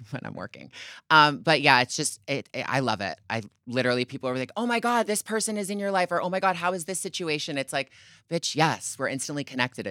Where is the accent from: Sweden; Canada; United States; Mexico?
Canada; moved away; I grew up in Canada